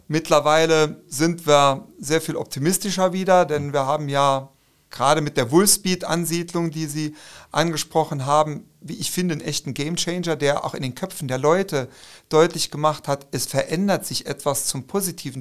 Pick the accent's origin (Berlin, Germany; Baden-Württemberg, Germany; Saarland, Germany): Saarland, Germany; bei uns im Saarland und Rheinland-Pfalz